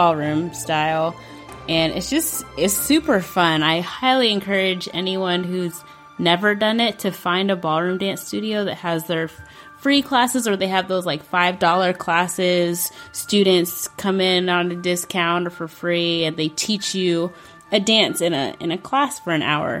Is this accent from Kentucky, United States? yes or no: yes; Kentucky, United States; I grew up in Kentucky. I'm a Kentucky girl, and I am a first-generation American